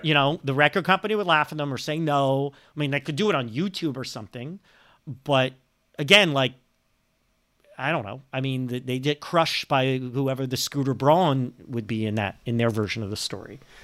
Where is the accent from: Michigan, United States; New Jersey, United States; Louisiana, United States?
New Jersey, United States; code I grew up with in New Jersey, two oh one